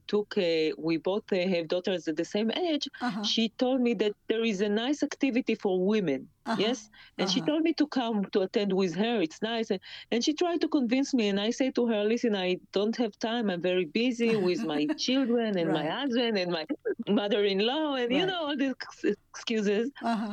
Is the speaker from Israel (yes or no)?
yes; Kfar Saba, Central District, Israel; So in my hometown, Kfar Saba